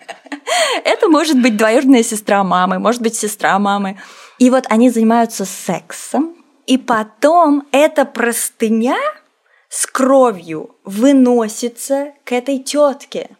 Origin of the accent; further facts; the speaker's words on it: Russia; also born or lived in Azerbaijan; Я россиянка азербайджанского происхождения. В России я живу с пяти лет